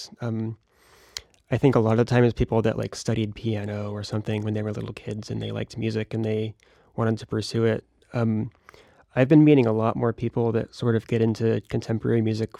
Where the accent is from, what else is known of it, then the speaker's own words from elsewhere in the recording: Brandon, Florida, United States; now in Rochester, United States; I was raised in the Brandon area